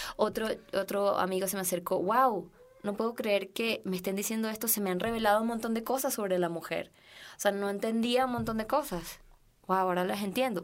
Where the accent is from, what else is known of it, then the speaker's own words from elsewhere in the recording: Venezuela; now in Mexico; yo como venezolana